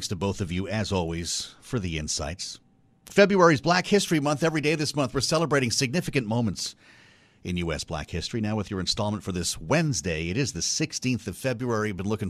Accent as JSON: {"language": "English", "town": "Boston", "region": "Massachusetts", "country": "United States", "said": "I don't know, maybe it's because I'm from Boston."}